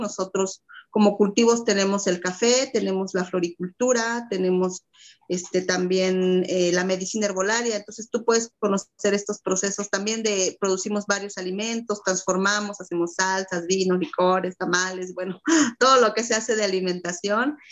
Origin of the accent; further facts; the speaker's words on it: Mexico; como mexicanos, como mexicanas